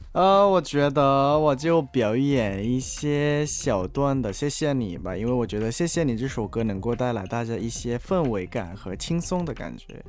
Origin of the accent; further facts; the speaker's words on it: Thailand; 在我们泰国人之间就是特别火